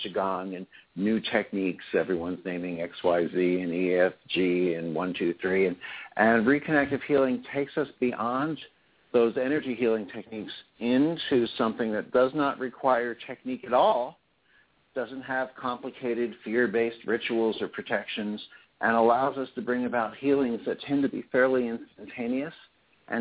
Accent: New Jersey, United States; I'm originally from New Jersey

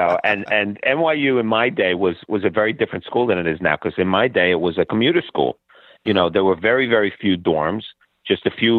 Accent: Brooklyn, New York, United States; Well, it was idyllic, really. I mean, Bay Ridge, Brooklyn was a melting pot.

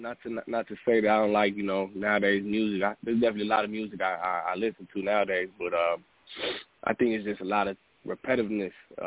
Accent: Chicago, Illinois, United States; also born or lived in San Diego, California; I moved back to Chicago where my family originally was at prior to me being born in San Diego. I kind of grew up in the city life

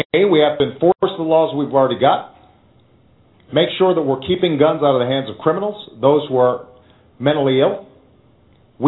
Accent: Chicago, Illinois, United States; my hometown of Chicago

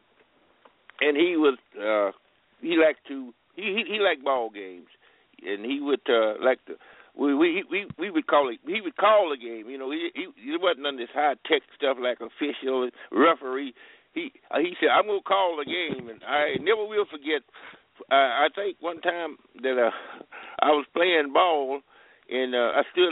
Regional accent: Rogers, Texas, United States; moved away as an adult; also born or lived in Burleson County, Texas; now in California, United States; where I was born, in Rogers, a little place called Rogers, Texas. And then we moved around

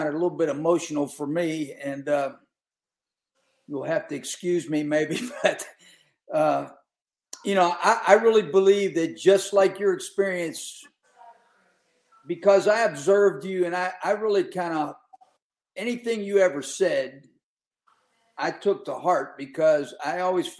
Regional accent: Pittsburgh, Pennsylvania, United States; growing up around Pittsburgh, I was a Steeler fan.

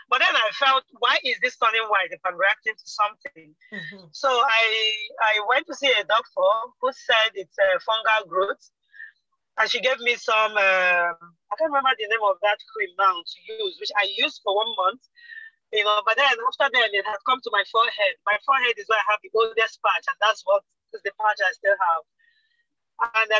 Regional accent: eastern Nigeria, Nigeria; I am Nigerian from the eastern part of Nigeria.

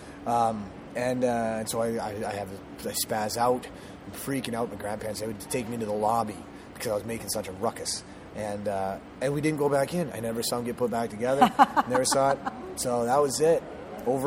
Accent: Minnesota, United States; moved away; I'm originally from Minnesota

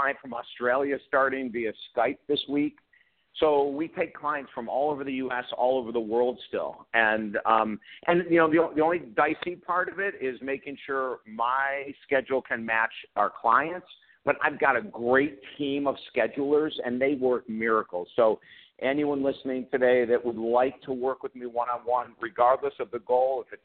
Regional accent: Syracuse, New York, United States; moved away as an adult; now in Fort Myers, United States; I'm originally, in my first 20 years of my life, I lived in Syracuse, New York

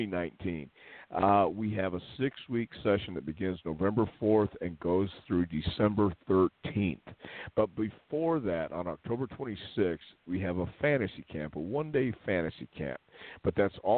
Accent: Texas, United States; I am from Texas

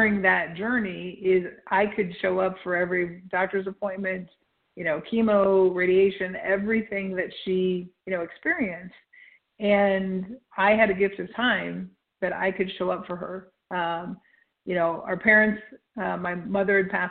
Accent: Nebraska, United States; I'm from Nebraska, so like 300 above sea level

